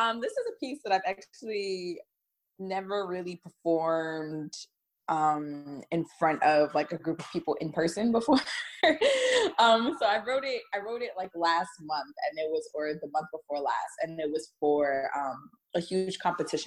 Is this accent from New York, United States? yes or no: yes; New York City, New York, United States; I am from the Bronx. Born, raised